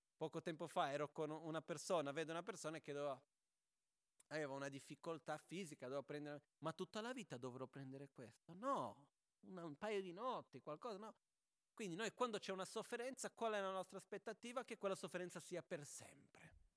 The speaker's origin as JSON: {"language": "Italian", "country": "Brazil", "tie": "born or raised there", "moved": "yes", "said": "c'è una battuta da bambini in Brasile che si faceva quando ero proprio piccolino"}